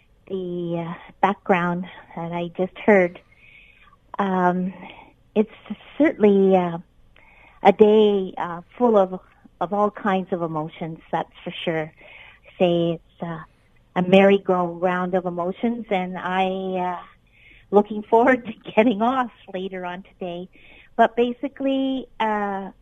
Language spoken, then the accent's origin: English; Ontario, Canada; a Canadian who actually lived in Canada